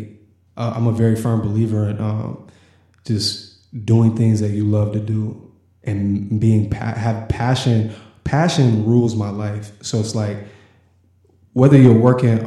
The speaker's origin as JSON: {"language": "English", "town": "Indianapolis", "region": "Indiana", "country": "United States", "tie": "born or raised there", "also_born_or_lived": "Los Angeles, California", "said": "I was a Washington Township kid, so I grew up on the east side of Indianapolis"}